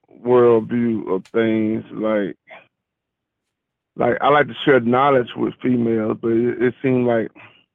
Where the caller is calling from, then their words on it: Alabama, United States; I'm calling from Alabama.